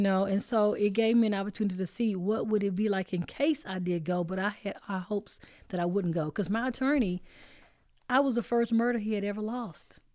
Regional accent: Dallas, Texas, United States; I'm from Oak Cliff

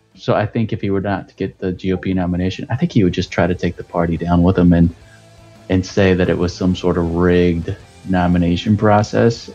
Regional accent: Texas, United States; I grew up in Texas

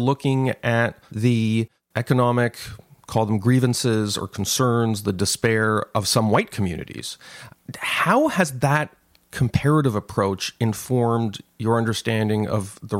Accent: Canada; I'm this guy from Canada

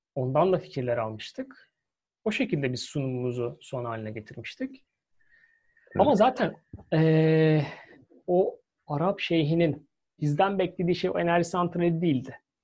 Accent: Istanbul, Turkey; now in United Kingdom; Bizim güzel Halicimiz, Boğazımız var.

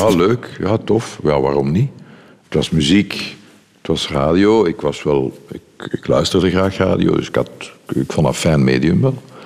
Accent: Brussels, Brussels-Capital Region, Belgium; ik ben Brusselaar, ik was niet, ik ben Brusselaar

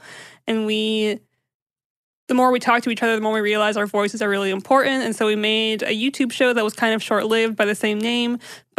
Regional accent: United States; I'm Syrian American, and my family was, they immigrated from Syria.

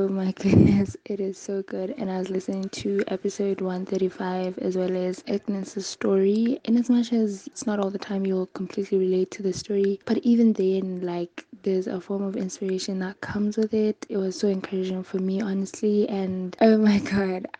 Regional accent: Lesotho; I am from Lesotho, a country called Lesotho inside South Africa

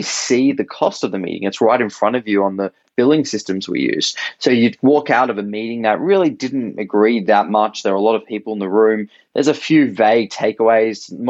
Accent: Australia; accent: Australian; moved away as an adult; also born or lived in San Francisco, United States; So right now I'm in Sydney, Australia. That's my accent originally. I am Australian

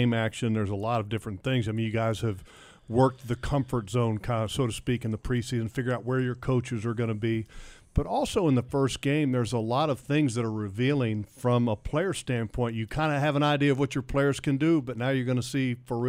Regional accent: Northern Virginia, United States; I grew up in Northern Virginia

